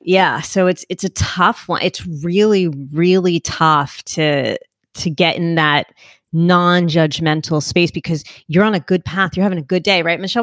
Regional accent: Northeast, United States; I'm from the Northeast

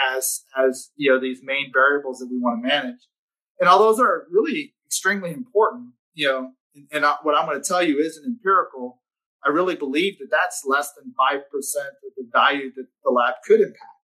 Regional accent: Texas, United States; I'm from Texas

